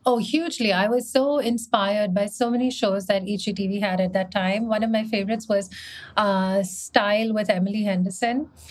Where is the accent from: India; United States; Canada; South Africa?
India; moved away as an adult; also born or lived in Mumbai; I was from India